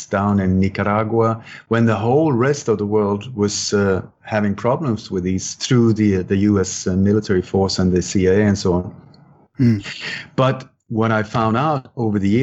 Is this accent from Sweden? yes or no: yes; Sweden; also born or lived in Denmark; I was born in Denmark, but I grew up in Sweden